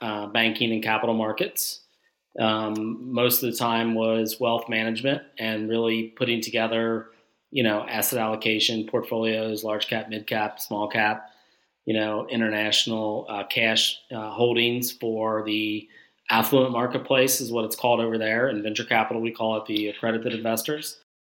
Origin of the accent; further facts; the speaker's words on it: Northern Kentucky, United States; I'm from Northern Kentucky. Whole family's from Northern Kentucky.